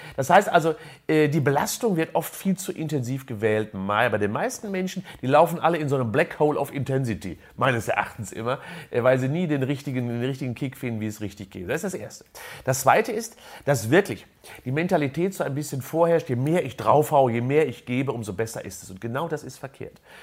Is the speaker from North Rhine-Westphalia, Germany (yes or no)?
yes; a village near Unna, North Rhine-Westphalia, Germany; ich bin in einem Dorf groß geworden in der Nähe von Unna